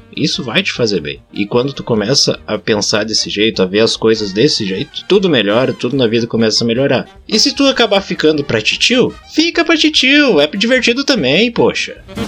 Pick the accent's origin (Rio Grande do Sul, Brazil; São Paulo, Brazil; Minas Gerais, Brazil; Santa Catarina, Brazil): Rio Grande do Sul, Brazil; accent: gaúcho; a gente é gaúcho, aqui a gente fala assim